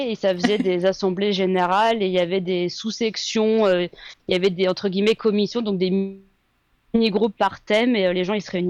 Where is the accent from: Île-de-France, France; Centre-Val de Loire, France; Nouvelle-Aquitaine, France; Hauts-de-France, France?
Hauts-de-France, France; Amiens; moved away; ça fait plus de 11 ans que je suis partie d'Amiens, donc je sais pas si je, je peux encore beaucoup en parler de comment c'est maintenant.